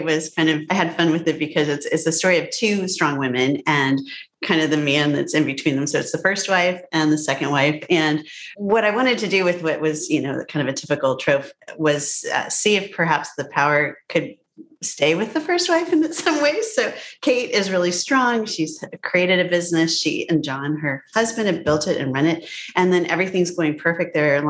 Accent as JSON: {"language": "English", "region": "Illinois", "country": "United States", "tie": "born there"}